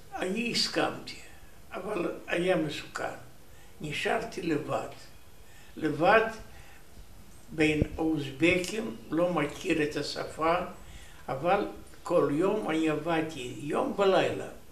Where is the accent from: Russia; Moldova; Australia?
Moldova; Soroca, Bessarabia; Hebrew is a second language; moved away as an adult; also born or lived in Uzbekistan / Chișinău / Rehovot, Israel; now in Israel; נולדתי ב-4 למרץ 1926, יליד רומניה, איפה אני גדלתי